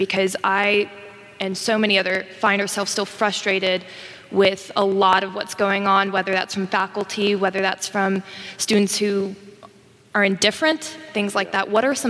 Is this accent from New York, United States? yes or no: no; Mississippi Delta, United States; I am originally from the Mississippi Delta, and I'm an alumna of the University of Mississippi.